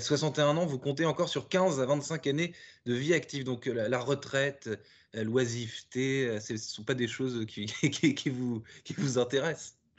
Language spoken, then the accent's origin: French; France; also born or lived in Paris; nous sommes tous les deux français. Euh, vous à New York et moi à Paris.